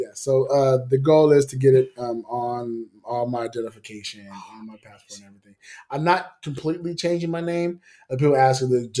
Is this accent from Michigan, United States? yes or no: no; California, United States; moved away; also born or lived in Las Vegas; I'm American. Yeah. But I'm also Californian. I'm also Las Vegas.